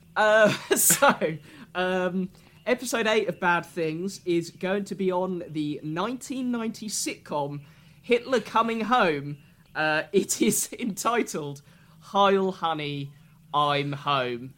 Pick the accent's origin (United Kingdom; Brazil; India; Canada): United Kingdom; Sussex, South East England; I'm from Sussex